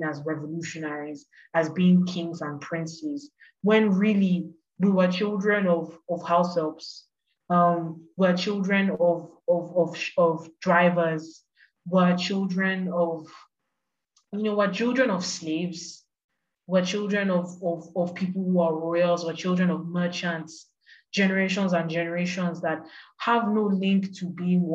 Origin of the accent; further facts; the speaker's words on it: Lagos, Nigeria; growing up in Lagos